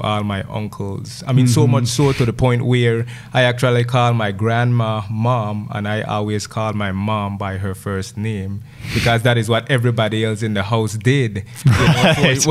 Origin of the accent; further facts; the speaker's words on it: Gales Point, Belize District, Belize; so I grew up in Gales Point. I left the village to go to high school, you know, when I was 12 years old